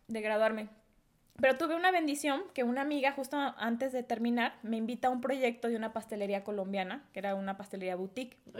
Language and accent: Spanish; Guadalajara, Jalisco, Mexico; now in Querétaro, Mexico; soy de Guadalajara, Jalisco